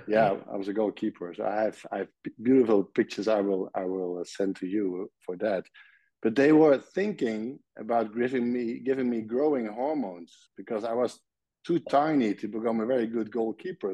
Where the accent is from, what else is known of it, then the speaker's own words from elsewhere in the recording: Nijmegen, Gelderland, Netherlands; English is a second language; moved away as an adult; now in Belgium; I was born in Nijmegen, and Nijmegen is a city at the eastern part of the Netherlands, close to the German border